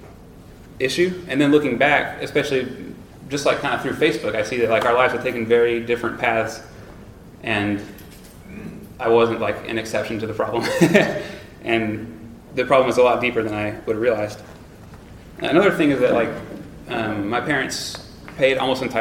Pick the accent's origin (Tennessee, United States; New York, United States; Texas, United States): Texas, United States; Tyler; I grew up in Tyler, Texas, on like a wealthy white